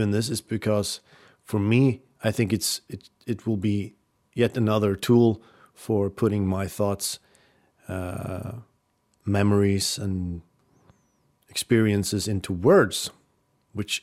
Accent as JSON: {"language": "English", "region": "Oslo", "country": "Norway", "tie": "born or raised there", "also_born_or_lived": "Rykkinn, Norway", "said": "we had lived in Oslo, what was it, 5 years? from when I was 5 years old to when I was 10 years old"}